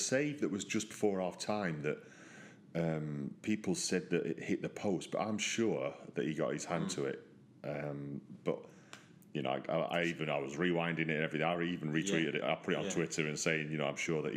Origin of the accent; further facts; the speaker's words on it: Yorkshire and the Humber, United Kingdom; being a Yorkshireman